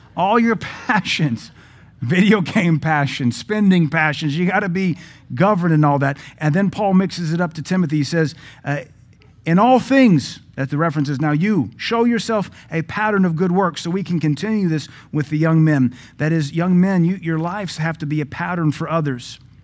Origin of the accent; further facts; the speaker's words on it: United States; I'm glad to be American